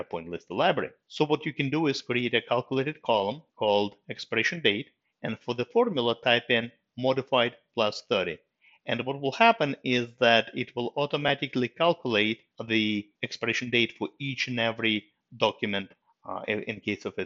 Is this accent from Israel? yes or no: no; Russia; moved away; I was born in Russia and I was lucky enough to go through the Russian school system